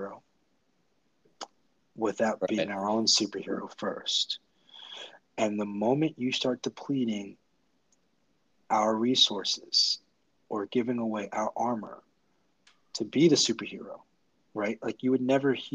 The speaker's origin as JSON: {"language": "English", "country": "United States", "said": "I'm an American."}